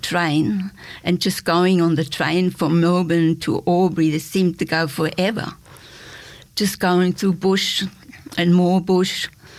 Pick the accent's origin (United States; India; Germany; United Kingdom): Germany; English is a second language; moved away as an adult; also born or lived in West Germany; now in Australia; I was born in East Germany, just at the end of the war, and was educated there. Then Germany was divided, and when I was 18, I decided to escape